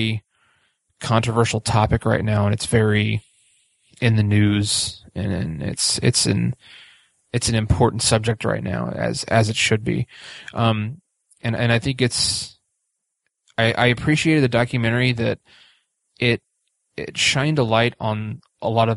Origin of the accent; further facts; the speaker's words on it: Speedway, Indiana, United States; growing up in Speedway